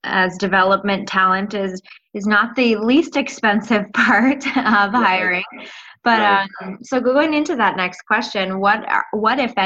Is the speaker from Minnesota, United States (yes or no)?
yes; Minnesota, United States; I'm from Minnesota.